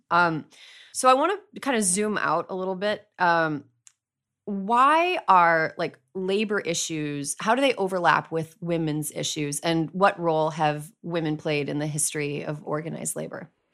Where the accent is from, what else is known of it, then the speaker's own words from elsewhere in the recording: Wisconsin, United States; In my home state of Wisconsin